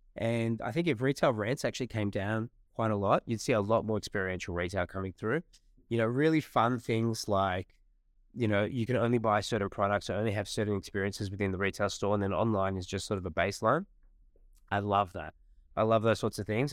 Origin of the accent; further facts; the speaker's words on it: Australia; our country